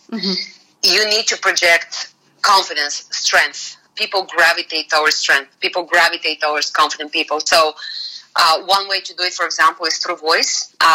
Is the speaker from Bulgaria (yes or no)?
yes; Bulgaria; English is a second language; moved away as an adult; now in United States; the moment I left Bulgaria